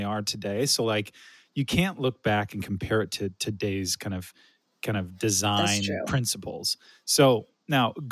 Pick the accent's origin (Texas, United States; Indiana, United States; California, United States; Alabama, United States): California, United States; moved away as an adult; also born or lived in East Coast; now in Midwest, United States; I'm from California, but I have lived the bulk of my adult life on the East Coast, and now I'm living in the Midwest